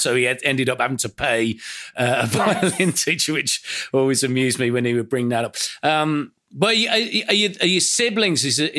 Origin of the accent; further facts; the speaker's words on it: Aston, West Midlands, United Kingdom; born there; the first house that we lived in when I was born was in Aston, you know, on the outskirts of Birmingham city centre, a few doors down from Ozzy Osbourne's birthplace.